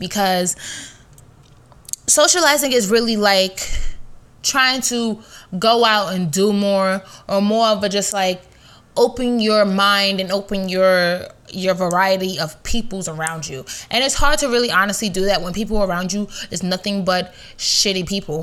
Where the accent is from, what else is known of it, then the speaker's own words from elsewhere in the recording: New York, United States; I'm a New Yorker.